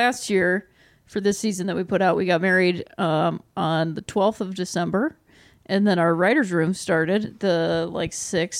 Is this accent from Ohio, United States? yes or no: yes; Akron, Ohio, United States; moved away; I'm from Akron, Ohio. So I'm like a big fan of Ohio sports.